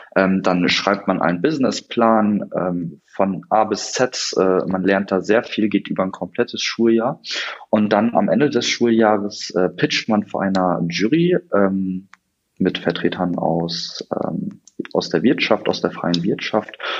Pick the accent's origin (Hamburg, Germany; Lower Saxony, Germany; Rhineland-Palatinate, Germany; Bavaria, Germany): Lower Saxony, Germany; Osnabrück; komme aus Osnabrück äh, in Niedersachsen